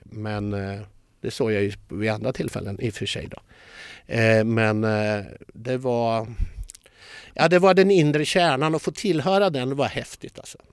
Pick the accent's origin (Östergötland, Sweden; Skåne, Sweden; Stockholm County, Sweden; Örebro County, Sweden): Östergötland, Sweden; Linköping; jag är ju uppfödd i Linköping